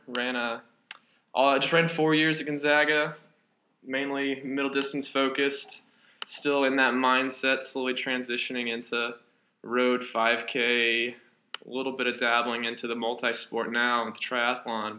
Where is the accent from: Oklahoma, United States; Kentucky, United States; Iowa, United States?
Kentucky, United States; Owensboro; moved away; I originally hail from Owensboro, Kentucky. Uh, small town, I guess you'd call it